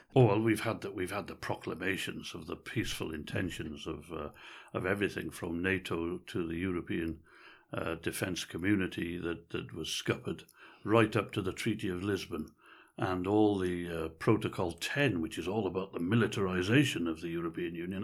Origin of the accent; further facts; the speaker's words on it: Wales, United Kingdom; I've always regarded myself as being patriotically Welsh.